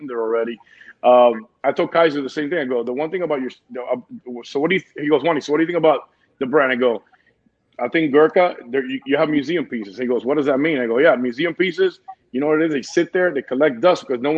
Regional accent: Cuba; moved away; also born or lived in New Jersey, United States; I'm Cuban. I was raised in Jersey for 4 years, and my grandpa raised me with my mother and my grandma

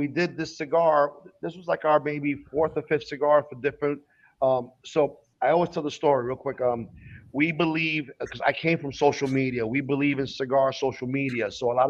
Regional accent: New York, United States; Because I'm from New York

